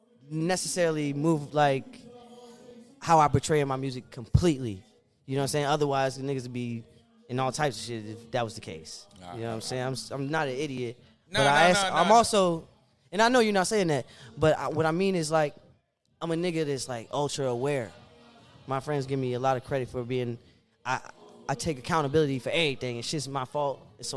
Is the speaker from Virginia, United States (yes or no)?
yes; Fairfax, Virginia, United States; also born or lived in Woodbridge / Fredericksburg / Stafford / Burke; Well, bro, I'm from Fairfax. Because that's where I live, like, long enough to actually make friends and shit.